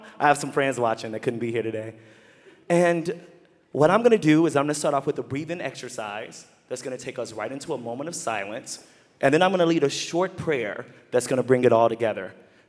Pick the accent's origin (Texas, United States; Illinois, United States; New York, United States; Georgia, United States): Texas, United States; as a little boy growing up in Texas